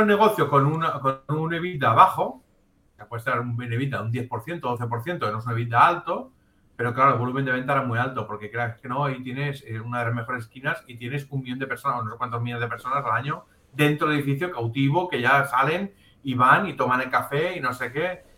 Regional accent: Catalonia, Spain; somos catalanes, no somos italianos

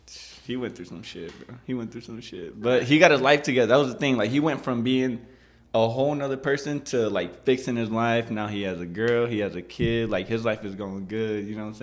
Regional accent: Lomita, California, United States; we're from Lomita, so we don't really see the things that happen, for example, in Killeen or Heights.

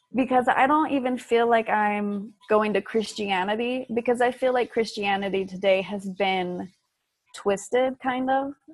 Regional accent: Utah, United States; moved away as an adult; also born or lived in Fort Worth, Texas; I grew up in Utah as a Mormon

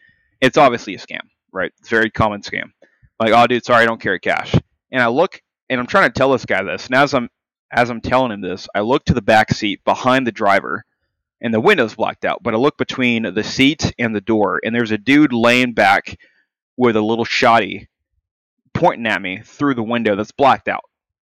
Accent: Canada; I am Canadian.

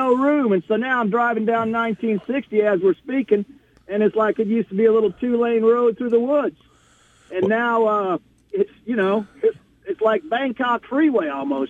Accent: Houston, Texas, United States; moved away as an adult; now in Asia; But I grew up out here in Champions, and I was driving down the road. I don't live here anymore. I've been gone for a couple of years

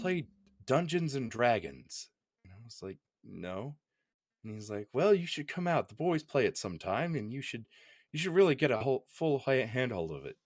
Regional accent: Oklahoma, United States; I'm from Oklahoma

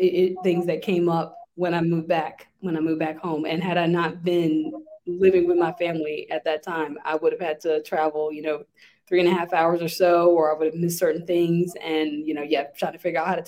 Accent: Lynchburg, Virginia, United States; I'm from Lynchburg originally

